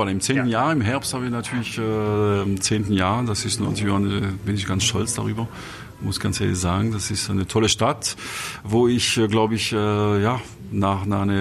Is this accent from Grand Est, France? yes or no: yes; Grand Est, France; now in Munich, Germany; ein bisschen meine Heimat gepaart äh, mit meiner zweiten Heimat München, also Elsass trifft Bayern auf einem hohen Niveau